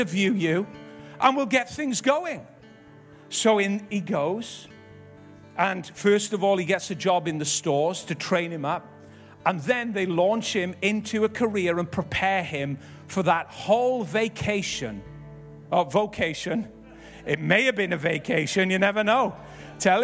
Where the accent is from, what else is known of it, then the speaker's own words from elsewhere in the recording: Ebbw Vale, Wales, United Kingdom; we grew up in Ebervale, living with my nan and gramp